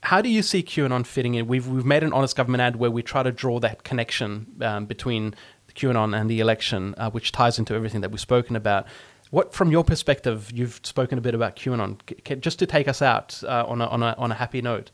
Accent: Australia

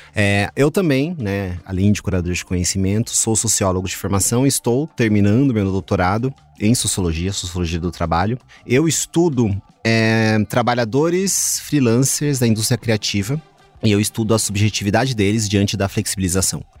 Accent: Mogi das Cruzes, São Paulo, Brazil; now in São Paulo, Brazil; eu não sou daqui, né? Moro há 20 anos e tal, mas é, sou de Mogi das Cruzes.

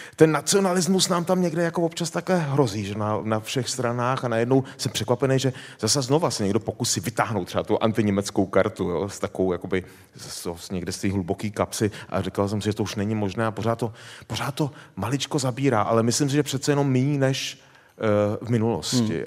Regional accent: Czechia; now in Germany; když přijdu do Českého ráje, odkud pocházím

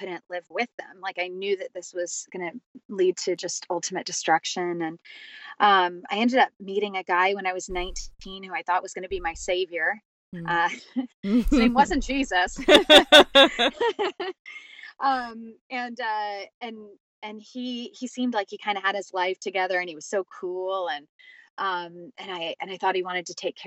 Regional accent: California, United States; I grew up in California

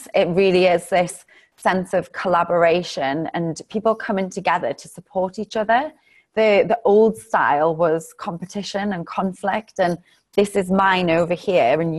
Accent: England, United Kingdom; also born or lived in Los Angeles; now in Cape Town, South Africa; being English

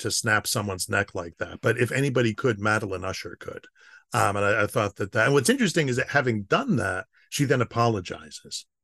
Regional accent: United States; I'm an American.

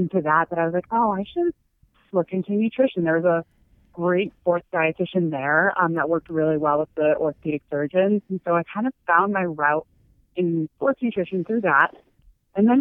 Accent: California, United States; moved away as an adult; now in Boston, United States; I was moving here to Boston from California, where I grew up

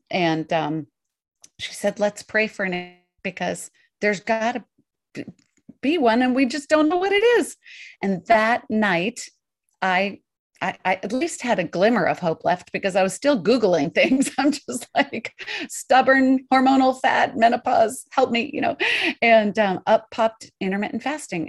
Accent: Colorado Mountains, United States; also born or lived in New York; now in Portland, United States; I grew up in the Colorado Mountains

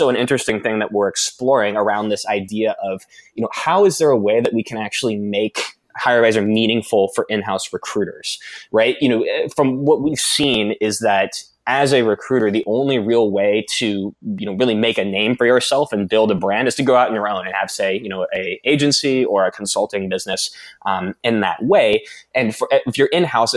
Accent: Bradenton, Florida, United States; moved away; I'm from Florida originally, a small town called Bradenton in Florida

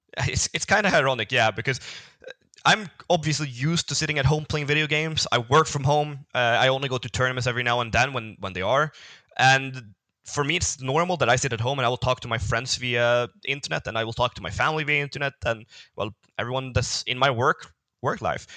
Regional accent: Sweden; I come from Sweden, so my country isn't not that big

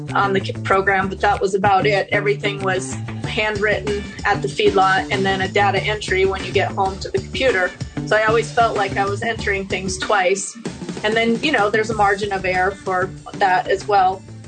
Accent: Wyoming, United States; moved away as an adult; also born or lived in Spokane, Washington; now in Connell, United States; I grew up in Wyoming and we had a cow calf herd

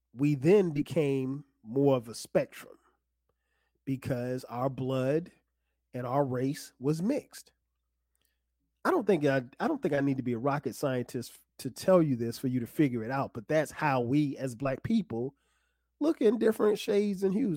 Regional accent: South Carolina, United States; growing up in South Carolina

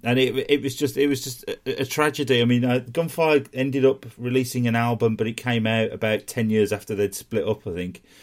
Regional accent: West Bromwich, West Midlands, United Kingdom; accent: Brummie; also born or lived in Sandwell; I was born in West Brom

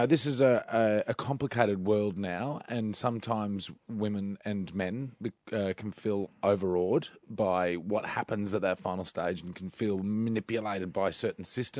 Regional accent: Bundaberg, Queensland, Australia; also born or lived in Kingaroy, Queensland; I was born in Kingaroy. Born right in Kingaroy and raised in Bundaberg.

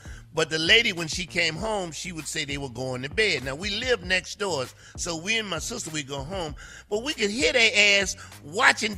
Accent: the South, United States; I'm from the South, so we do it a little different

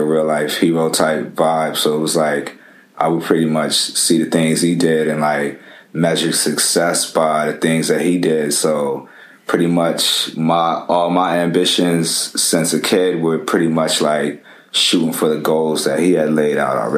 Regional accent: Japan; my pretty much cultural experiences artistically and musically really came into fruition growing up in Japan.

